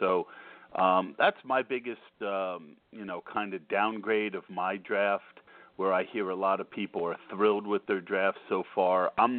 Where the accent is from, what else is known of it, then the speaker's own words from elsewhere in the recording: New Jersey, United States; moved away as an adult; now in Pennsylvania, United States; I'm actually from New Jersey. But, I've lived in Pennsylvania for 10 years